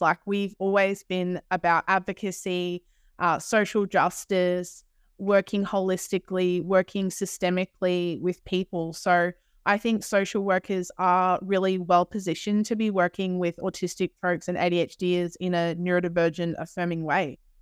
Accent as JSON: {"language": "English", "country": "Australia", "accent": "Australian", "said": "we are from Australia"}